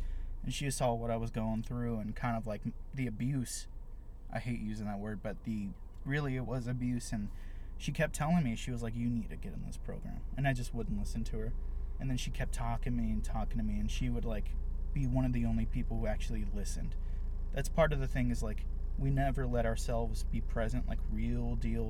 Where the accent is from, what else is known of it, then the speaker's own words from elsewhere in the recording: Austin, Texas, United States; I've lived in Austin my whole life